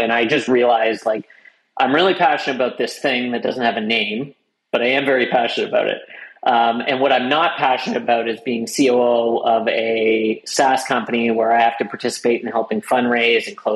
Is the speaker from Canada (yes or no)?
yes; Canada; I was born in Canada, had two parents